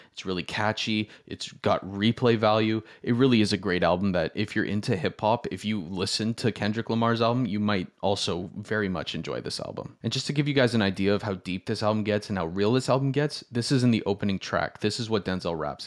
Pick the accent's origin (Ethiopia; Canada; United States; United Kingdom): Canada; Toronto, Ontario; I, I'm from Toronto